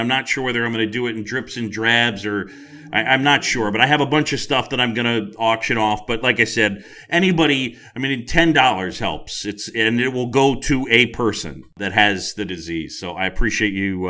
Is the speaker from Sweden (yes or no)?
no; New York City, New York, United States; my buddy Tim Sheehy, we grew up together on Roosevelt Island